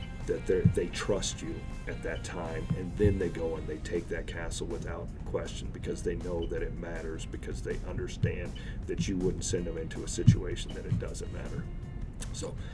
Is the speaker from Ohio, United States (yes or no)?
no; Oklahoma, United States; moved away; also born or lived in Missouri; I grew up in Oklahoma and Missouri.